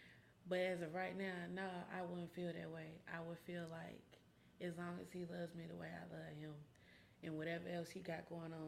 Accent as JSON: {"language": "English", "town": "Memphis", "region": "Tennessee", "country": "United States", "tie": "born or raised there", "said": "I grew up in East Memphis."}